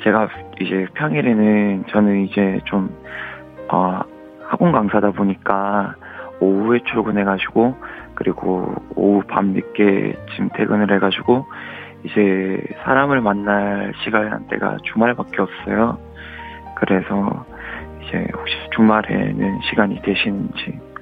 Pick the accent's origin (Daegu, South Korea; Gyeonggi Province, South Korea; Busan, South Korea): Busan, South Korea; moved away as an adult; now in Seoul, South Korea; 고향이 부산이라서